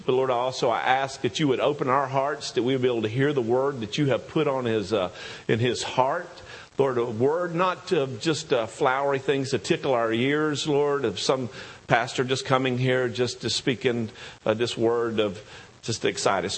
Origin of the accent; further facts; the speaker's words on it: the South, United States; accent: southern; my southern accent